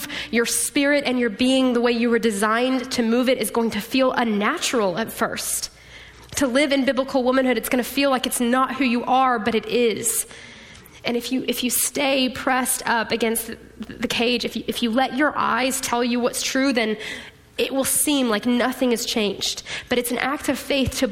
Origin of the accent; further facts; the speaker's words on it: Austin, Texas, United States; I'm from Austin